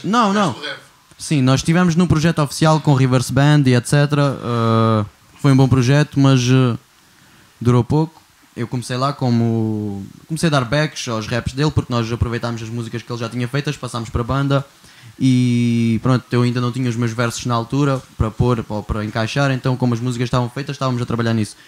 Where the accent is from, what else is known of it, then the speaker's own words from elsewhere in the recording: Portugal; also born or lived in Siberia, Russia; vim para Portugal em 2000 com 6 anos de idade